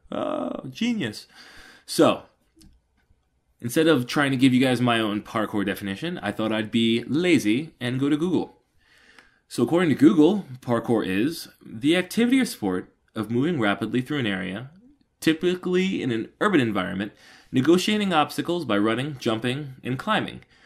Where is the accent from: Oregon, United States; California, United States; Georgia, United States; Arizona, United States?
Georgia, United States; Atlanta; I'm from Atlanta, Georgia, or a little north of Atlanta, Georgia.